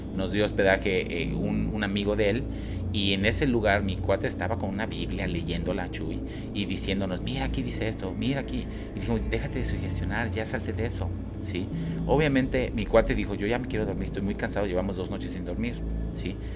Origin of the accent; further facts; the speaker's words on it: Guadalajara, Jalisco, Mexico; also born or lived in Cabo San Lucas; now in Mérida, Mexico; yo soy de Guadalajara, ahí viví muchos años de mi vida, ahorita vivo acá, Mérida